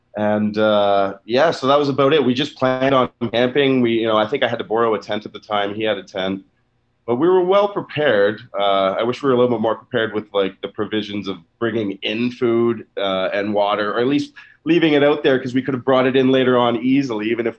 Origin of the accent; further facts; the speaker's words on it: Canada; because I'm from Canada here, was Much Music, probably